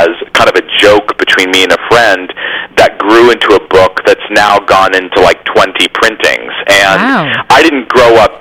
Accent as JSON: {"language": "English", "region": "California", "country": "United States", "tie": "born or raised there", "moved": "yes", "lives_now": "New York City, United States", "said": "I'm actually a native Californian"}